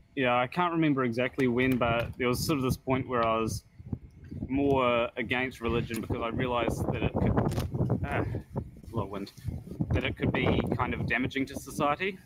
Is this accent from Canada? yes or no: no; New Zealand; I'm actually in Australia right now, but I'm from New Zealand.